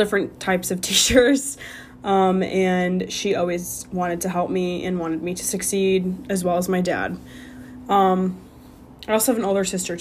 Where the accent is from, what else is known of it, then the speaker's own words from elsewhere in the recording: Illinois, United States; moved away as an adult; also born or lived in Arizona; I grew up in Illinois, just a small little suburb